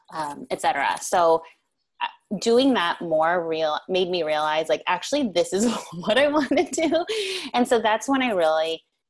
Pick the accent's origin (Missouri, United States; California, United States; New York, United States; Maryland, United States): New York, United States; also born or lived in Korea / Chicago; I'm a New Yorker.